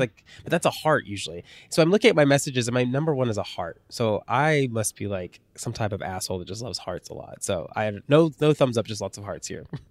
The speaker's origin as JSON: {"language": "English", "country": "United States", "tie": "born or raised there", "said": "I grew up on the Kentucky border"}